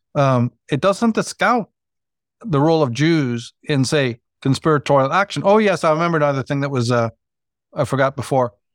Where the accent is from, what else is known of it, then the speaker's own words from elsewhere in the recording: Northern Ireland, United Kingdom; growing up in Northern Ireland